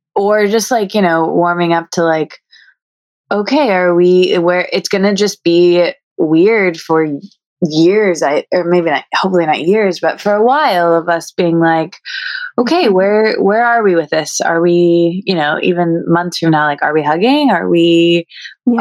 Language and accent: English; Midwest, United States; I'm from the Midwest